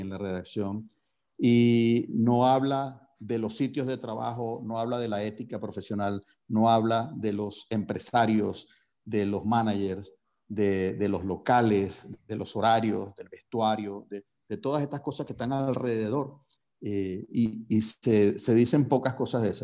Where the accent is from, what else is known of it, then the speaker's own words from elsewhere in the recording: Venezuela; si uno asume su responsabilidad como venezolano